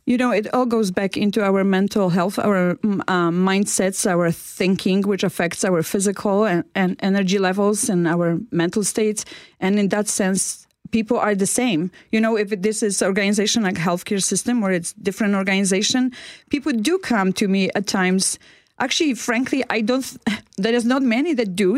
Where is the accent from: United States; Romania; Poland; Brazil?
Poland; moved away as an adult; now in Canada; I came from Poland